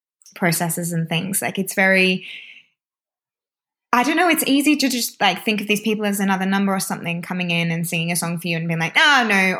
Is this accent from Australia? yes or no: yes; Australia; now in London, United Kingdom; as an Aussie